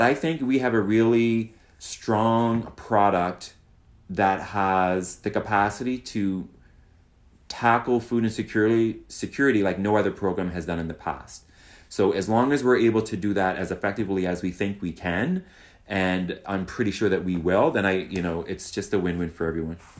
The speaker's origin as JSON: {"language": "English", "town": "Halifax", "region": "Nova Scotia", "country": "Canada", "tie": "born or raised there", "moved": "yes", "lives_now": "Toronto, Canada", "said": "I'm from Halifax, so why not go to my hometown"}